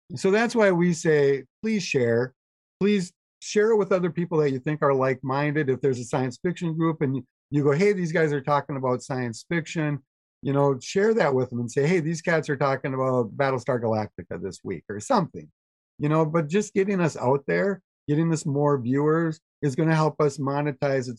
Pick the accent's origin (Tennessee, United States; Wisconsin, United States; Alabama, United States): Wisconsin, United States; Fall Creek; I grew up in Fall Creek, Wisconsin